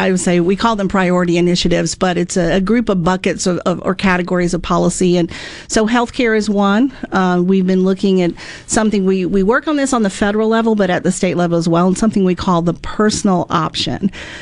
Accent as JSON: {"language": "English", "region": "Mississippi", "country": "United States", "tie": "born or raised there", "also_born_or_lived": "Florida", "said": "back at after a few years in Florida and back in Mississippi, my home state"}